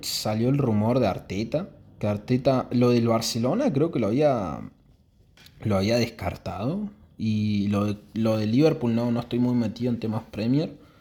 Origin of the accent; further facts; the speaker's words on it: Argentina; yo soy de Argentina, ahora es verano en Argentina